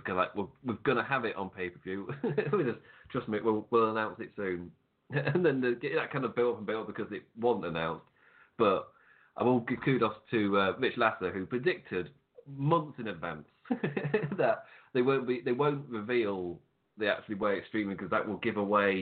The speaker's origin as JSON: {"language": "English", "region": "England", "country": "United Kingdom", "said": "Me being English"}